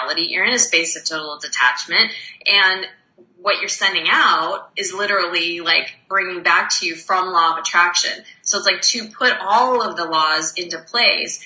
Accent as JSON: {"language": "English", "region": "Arizona", "country": "United States", "moved": "yes", "lives_now": "Montreal, Canada", "said": "I'm actually from Arizona"}